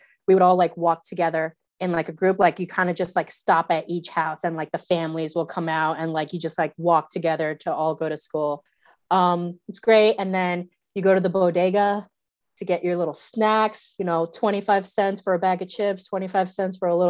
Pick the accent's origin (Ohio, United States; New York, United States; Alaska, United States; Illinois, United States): New York, United States; New York City; moved away as an adult; now in New Zealand; I grew up in the Bronx in the 90s.